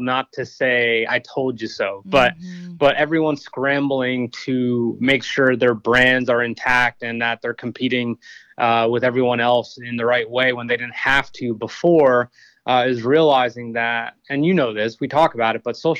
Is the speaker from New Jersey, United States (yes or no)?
yes; New Jersey, United States; moved away as an adult; also born or lived in Austin, Texas / Blackstone, Virginia; I grew up in New Jersey, realized I was heading nowhere fast in high school, so I enlisted in the Marine Corps.